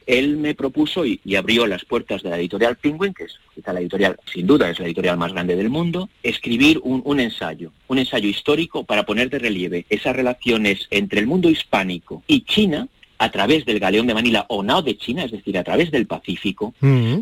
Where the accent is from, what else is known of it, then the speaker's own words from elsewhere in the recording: Madrid, Community of Madrid, Spain; moved away; also born or lived in Hong Kong; un español, eh, nacido y criado en Madrid, con cuatro abuelos andaluces